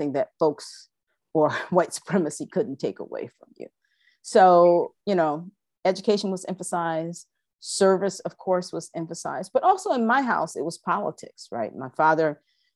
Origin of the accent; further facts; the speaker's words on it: Toledo, Ohio, United States; I am from Toledo, Ohio.